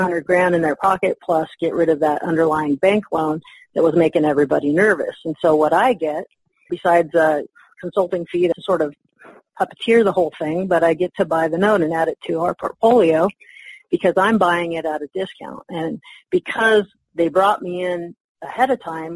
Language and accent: English; Carson City, Nevada, United States; my hometown of Carson City, Nevada